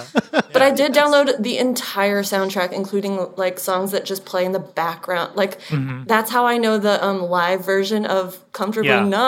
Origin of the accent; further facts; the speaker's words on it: Indiana, United States; I grew up in Indiana.